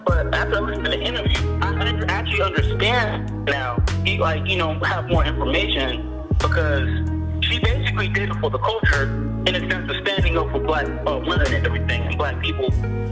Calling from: Nashville, Tennessee, United States; I'm a DJ calling from Nashville.

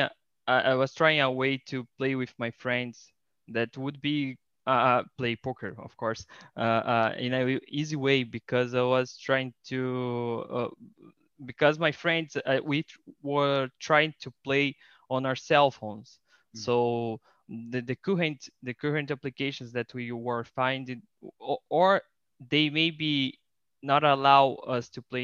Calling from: Rio de Janeiro, Brazil; I am talking from Rio de Janeiro in Brazil.

